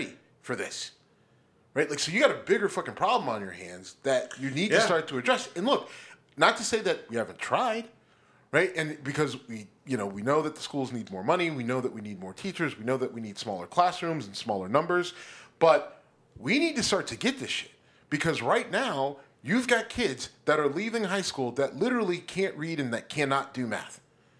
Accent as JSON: {"language": "English", "town": "Youngstown", "region": "Ohio", "country": "United States", "tie": "born or raised there", "said": "my hometown, Youngstown"}